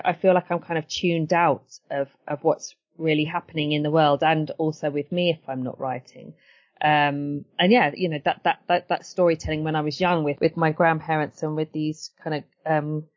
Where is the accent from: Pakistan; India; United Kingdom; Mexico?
United Kingdom; Brighton, South East England; also born or lived in Edgware, London; growing up in Brighton